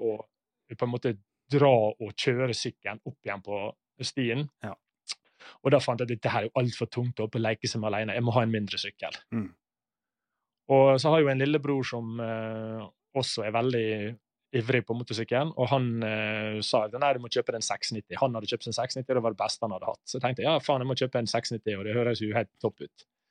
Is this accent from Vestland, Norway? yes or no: no; Ålesund, Møre og Romsdal, Norway; now in Bergen, Norway; Jeg er født og oppvokst i Ålesund, men derfor har jeg litt løyen dialekt